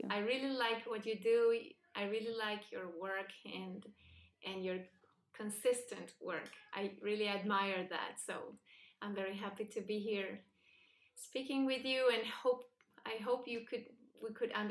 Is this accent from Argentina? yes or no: yes; Buenos Aires, Argentina; English is a second language; moved away as an adult; also born or lived in Spain / New York; I was born and raised in Buenos Aires, Argentina, um, in a secular, not religious family. Uh, I studied um, in Jewish schools